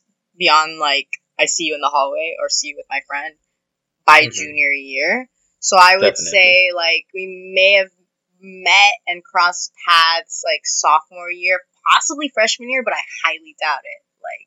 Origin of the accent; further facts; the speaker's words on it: Huntington Park, California, United States; now in Oakland, United States; am a cis lady, and I am from HP. I'm from Huntington Park in Southeast Los Angeles, but I'm currently residing in Oakland.